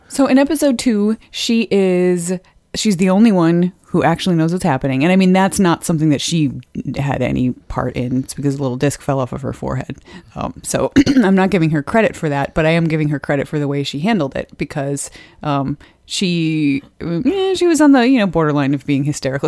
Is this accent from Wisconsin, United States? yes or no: yes; Wisconsin, United States; now in Edmonton, Canada; I'm from Wisconsin and now Edmonton